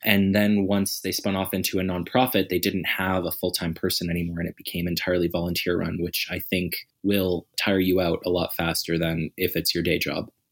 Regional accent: Nova Scotia, Canada; also born or lived in Calgary; now in Edmonton, Canada; I'm originally from Nova Scotia

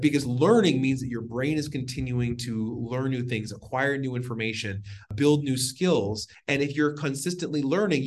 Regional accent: Washington, United States; now in Arizona, United States; born and raised in Washington and live in Arizona

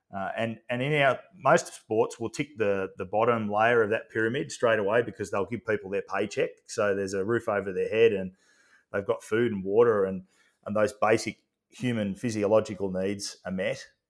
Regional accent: Australia; as an Aussie bloke

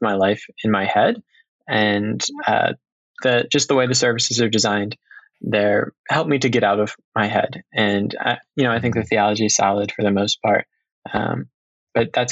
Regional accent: Maryland, United States; moved away as an adult; now in Chicago, United States; I'm from Maryland. Currently, I'm in Chicago

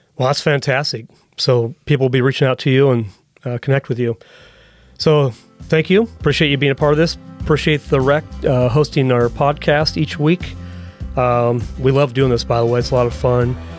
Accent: United States; as an American

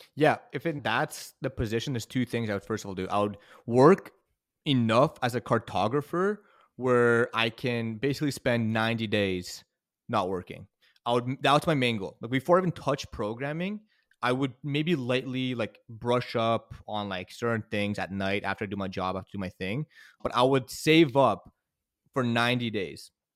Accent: Canada; moved away as an adult; now in United States; I'm Canadian

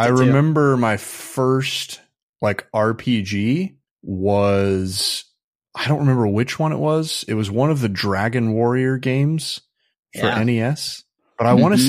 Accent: Midwest, United States; When I grew up in the Midwest, so conservatism's pretty dominant there.

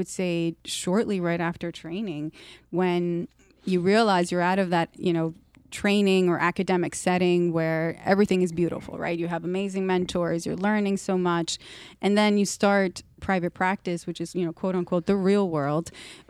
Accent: Dominican Republic; I'm from Dominican Republic, which is a beautiful island.

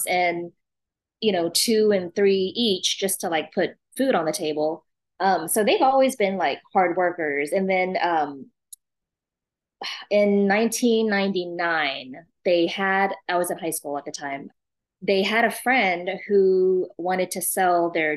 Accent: Austin, Texas, United States; also born or lived in refugee camp (Cambodia/Thailand border area) / Japan / New York; born in a refugee camp, lived in Austin since 82

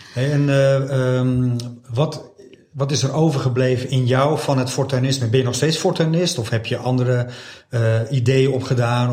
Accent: Beverwijk, North Holland, Netherlands; also born or lived in Wijk aan Zee; ik woon in Wijk en Zee. Ik kom uit Beverwijk.

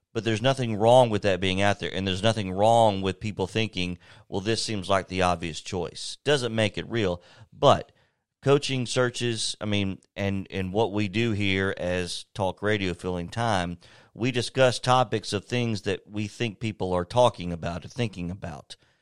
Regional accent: Lawrenceburg, Tennessee, United States; moved away as an adult; I'm from Lawrenceburg, born and raised, went to school there

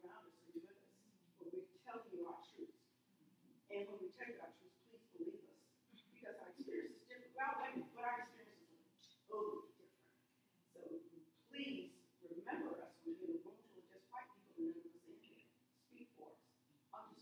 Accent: Alabama, United States; I'm from Alabama

